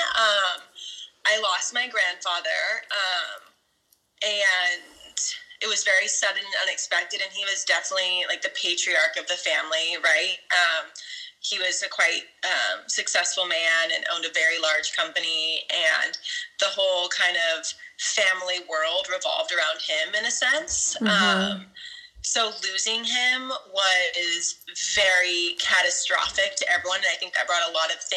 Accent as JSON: {"language": "English", "town": "Clovis", "region": "California", "country": "United States", "tie": "born or raised there", "said": "I'm from Fresno, California, so Central California, Clovis more specifically. It's the suburb, and it's like total idyllic suburbia"}